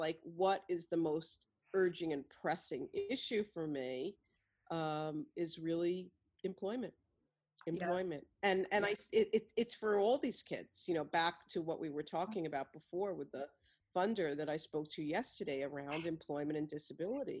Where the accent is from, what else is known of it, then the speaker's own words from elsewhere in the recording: New York City, New York, United States; I'm a white Jewish woman from Brooklyn